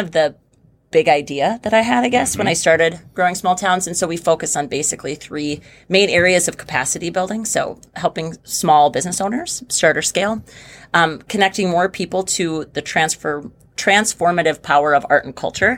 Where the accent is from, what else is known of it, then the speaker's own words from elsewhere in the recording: Oakes, North Dakota, United States; also born or lived in Fargo, North Dakota; moving back to Oaks, which is my hometown